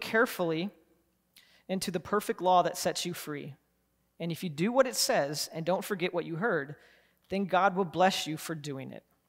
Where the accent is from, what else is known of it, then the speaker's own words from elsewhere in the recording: Columbus, United States; I grew up in Columbus